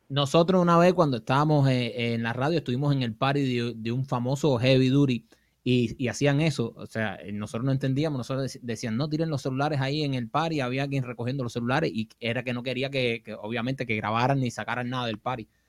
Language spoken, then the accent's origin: Spanish; Cuba; como cubano